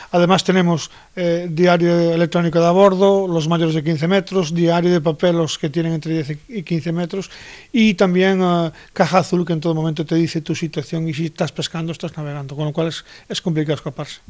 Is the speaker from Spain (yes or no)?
yes; Galicia, Spain; en mi tierra, en Galicia